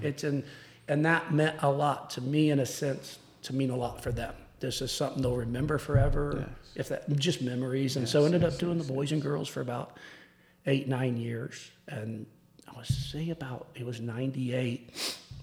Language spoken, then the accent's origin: English; Tulsa, Oklahoma, United States; also born or lived in Chickasha, Oklahoma; grew up in Tulsa and played at Union